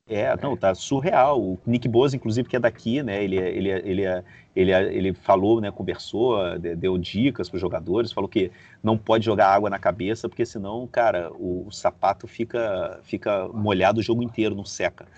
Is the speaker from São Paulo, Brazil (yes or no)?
no; Rio de Janeiro, Brazil; also born or lived in Beirut; now in Madrid, Spain; sou do Rio de Janeiro, cara, morei em Beirute e, e moro em Madrid